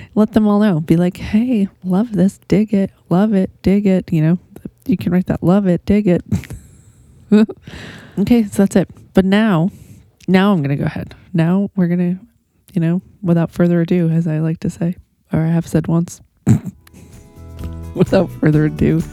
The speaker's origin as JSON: {"language": "English", "town": "San Angelo", "region": "Texas", "country": "United States", "tie": "born or raised there", "said": "my hometown"}